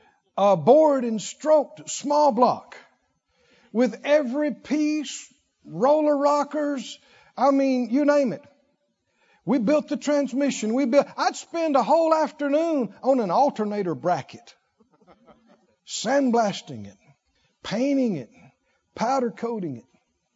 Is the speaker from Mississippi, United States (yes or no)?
yes; Mississippi, United States; I grew up in the South. And over in central rural Mississippi, the closest tiny town was 15, 20 miles away. I mean, when I say sticks, I mean sticks. We're country.